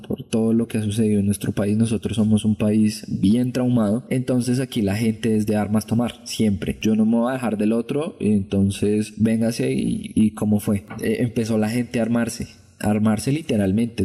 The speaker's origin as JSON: {"language": "Spanish", "country": "Colombia"}